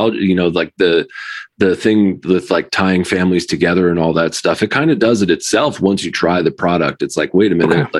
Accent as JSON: {"language": "English", "town": "New Haven", "region": "Connecticut", "country": "United States", "tie": "born or raised there", "said": "I grew up in New Haven, Connecticut"}